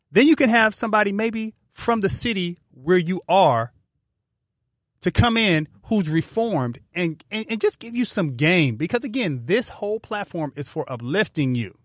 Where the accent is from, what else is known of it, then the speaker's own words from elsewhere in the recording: California, United States; we're from California